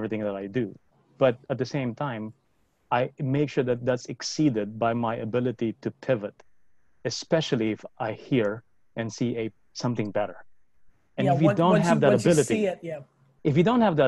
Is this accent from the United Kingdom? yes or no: no; Philippines; I grew up in the Philippines